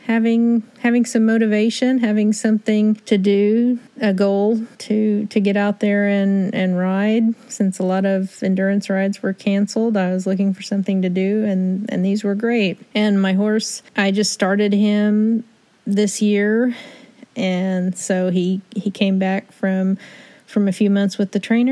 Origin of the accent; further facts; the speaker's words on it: Pryor, Oklahoma, United States; I'm from Pryor, Oklahoma.